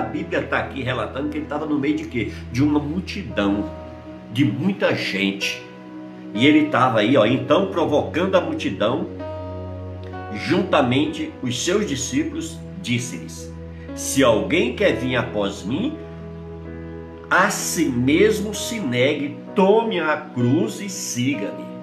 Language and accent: Portuguese; Paraíba, Brazil; moved away; also born or lived in Brasília, Distrito Federal; eu sou paraibano, nasci na Paraíba